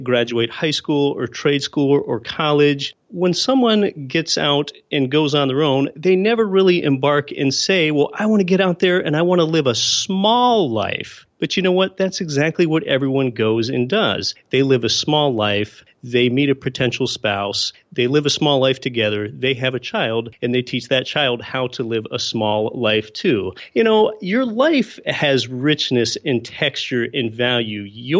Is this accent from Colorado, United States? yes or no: no; Pennsylvania, United States; moved away as an adult; also born or lived in Anchorage, Alaska; I was born and raised in Pennsylvania, not of entrepreneurial or real estate parents at all. And I moved to a place I always wanted to live, Anchorage, Alaska.